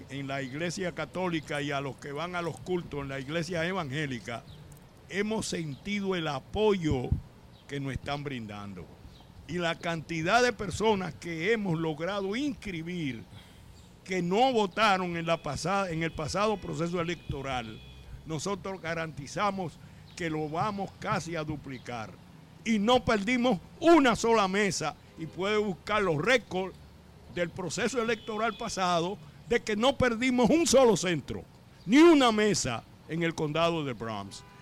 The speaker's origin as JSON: {"language": "Spanish", "country": "Dominican Republic", "moved": "yes", "lives_now": "United States"}